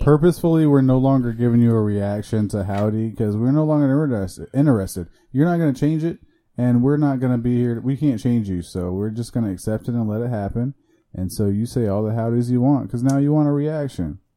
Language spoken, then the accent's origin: English; Iowa, United States; moved away as an adult; also born or lived in Chicago, Illinois; now in Florida, United States; I identify as a Midwesterner because I was born in Chicago and I lived there for five years, and then I moved to Iowa, but I also, you know, went back and forth to Chicago.